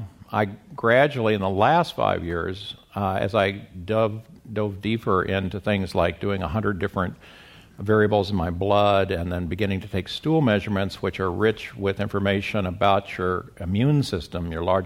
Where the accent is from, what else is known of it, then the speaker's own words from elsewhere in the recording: Midwest, United States; now in La Jolla, United States; Well, I got started in this when I came to La Jolla from the Midwest in 2000